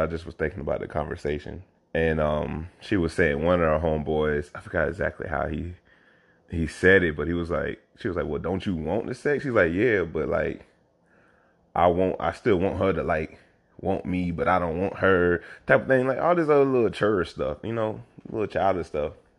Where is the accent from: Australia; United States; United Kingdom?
United States; South Carolina; moved away as an adult; now in Oakland, United States; growing up in this state